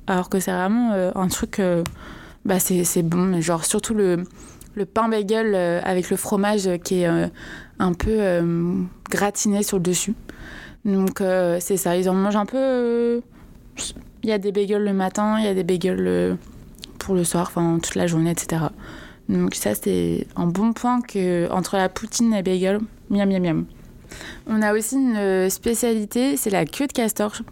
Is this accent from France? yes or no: yes; France; moved away as an adult; also born or lived in Paris; now in Quebec, Canada; comment on vit en tant que Français